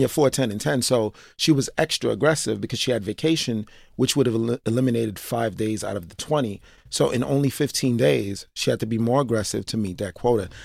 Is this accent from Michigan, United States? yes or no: no; New York City, New York, United States; born and raised in Brooklyn, East Flatbush, still live in East Flatbush